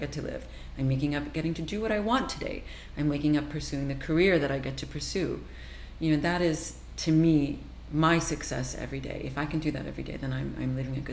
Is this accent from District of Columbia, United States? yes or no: no; New Jersey, United States; I grew up in New Jersey